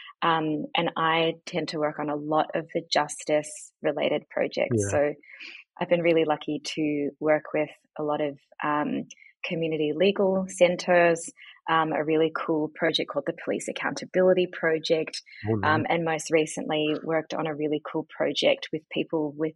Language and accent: English; Auckland, New Zealand; moved away as an adult; also born or lived in New York / London / Byron Bay; now in Melbourne, Australia; I was born in New Zealand. Mm. So my parents had just immigrated